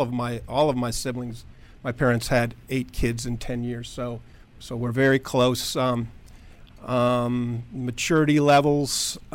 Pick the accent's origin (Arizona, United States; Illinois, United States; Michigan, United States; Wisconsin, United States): Arizona, United States; Tucson; Tucson, Arizona.